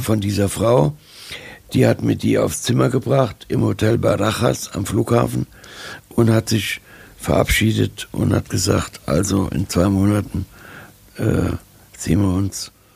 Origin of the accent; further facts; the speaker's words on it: Germany; Ich bin auch äh, Deutscher